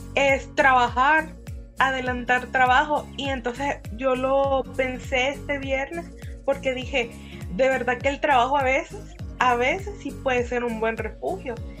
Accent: El Salvador; en nuestra idiosincrasia salvadoreña

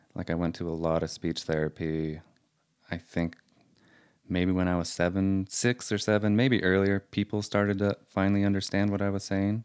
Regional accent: Salt Lake City, Utah, United States; I was born in Salt Lake

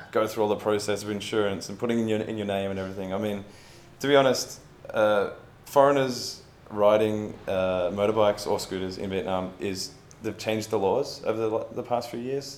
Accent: Melbourne, Victoria, Australia; I'm, myself, I'm from Melbourne

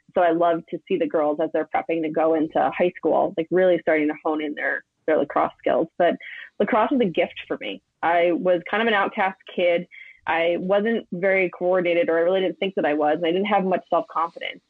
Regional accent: East Coast, United States; I'm from the East Coast

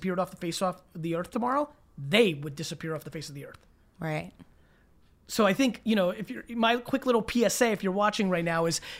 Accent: Fort Worth, Texas, United States; Uh, Fort Worth.

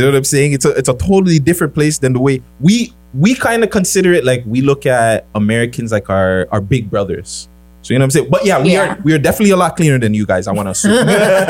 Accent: Toronto, Ontario, Canada; we're from Toronto

